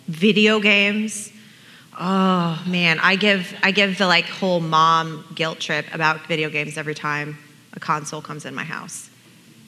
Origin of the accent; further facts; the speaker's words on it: Portland, Oregon, United States; moved away; I grew up in Portland, Oregon, and the little hippie darling of the forest